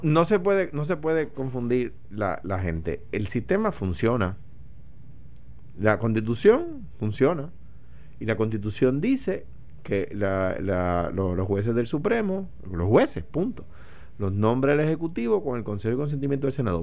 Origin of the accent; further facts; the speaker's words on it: Puerto Rico; a los puertorriqueños. En eh, particular a los latinos en general, pero, pero con nosotros en particular